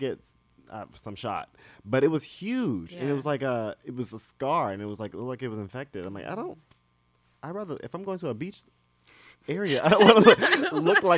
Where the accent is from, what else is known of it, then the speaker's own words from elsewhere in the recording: Barnwell, South Carolina, United States; I'm from Barnwell, South Carolina